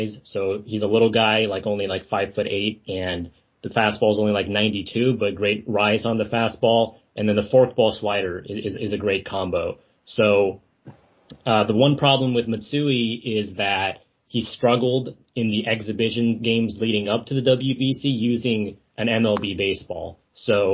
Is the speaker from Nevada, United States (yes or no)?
yes; Las Vegas, Nevada, United States; I'm from Las Vegas personally, but my family on the American side is from San Francisco Bay Area